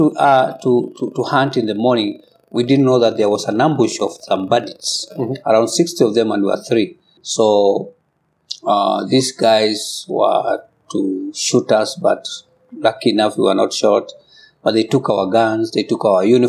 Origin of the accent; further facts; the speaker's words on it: Kikuyu, Kenya; I come from Kikuyu community